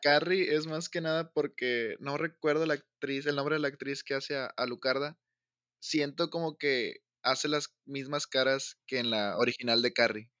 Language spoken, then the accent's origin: Spanish; Tamaulipas, Mexico; Soy, soy de Tamaulipas